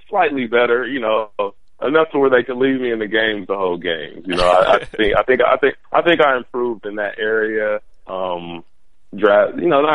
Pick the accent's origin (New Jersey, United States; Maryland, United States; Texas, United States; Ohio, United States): Ohio, United States; Columbus; also born or lived in Kansas; I grew up with here in Columbus